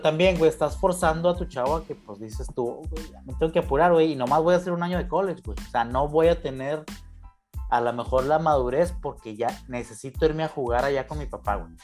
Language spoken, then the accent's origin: Spanish; Chihuahua, Mexico; nosotros que nos criamos en Chihuahua